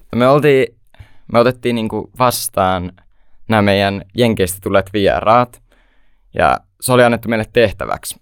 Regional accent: Hollola, Päijät-Häme, Finland; mä oon 16 vuotta ja tuun Hollolasta

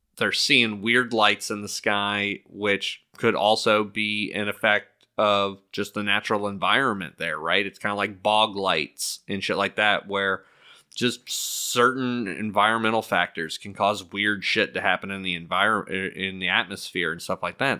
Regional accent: Miami, Florida, United States; growing up in Miami

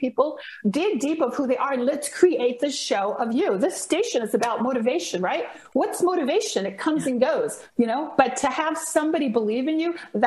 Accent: Los Angeles, California, United States; growing up in Los Angeles

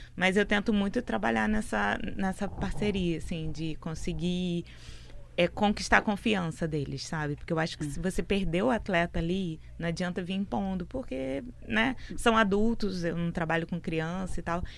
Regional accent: Niterói, Rio de Janeiro, Brazil; now in Fortaleza, Brazil; A gente é de Niterói, né? Minha mãe, na verdade, minha mãe nasceu em Fortaleza, foi para Niterói com seis anos, foi pro Rio para lá, novinha, né? E a gente nasceu lá

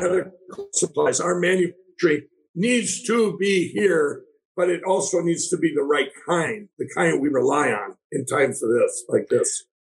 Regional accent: Minneapolis, Minnesota, United States; I grew up in Minneapolis down there

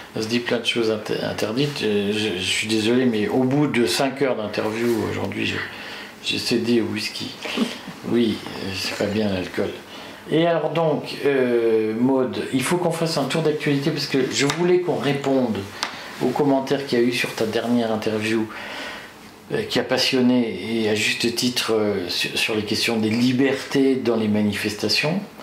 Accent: Nord, Hauts-de-France, France; je suis du Nord.

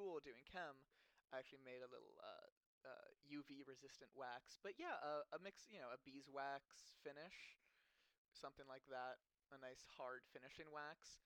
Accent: Los Angeles, California, United States; I'm from Los Angeles. I grew up in the center of LA.

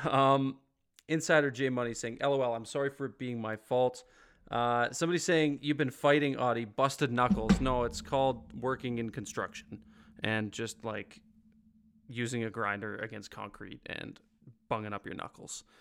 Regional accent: Ontario, Canada; moved away; also born or lived in Ottawa / Calgary; I grew up in Ontario, so like I was an hour from Toronto

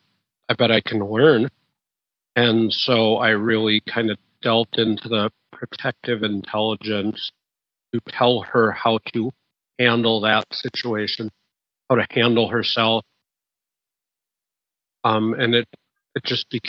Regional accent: Midwest, United States; In the Midwest, in America, we don't have an accent at all.

